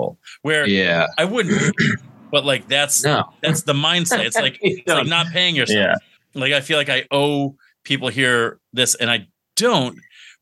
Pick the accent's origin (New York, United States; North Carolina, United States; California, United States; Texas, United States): New York, United States; I'm from New York